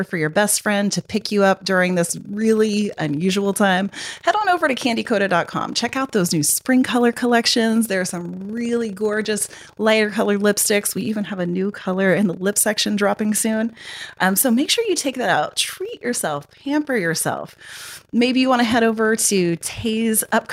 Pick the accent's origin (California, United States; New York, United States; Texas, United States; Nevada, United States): Texas, United States; I grew up in Texas